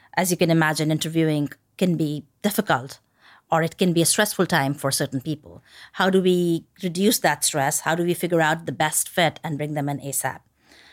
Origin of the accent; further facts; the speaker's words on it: India; moved away; I grew up in India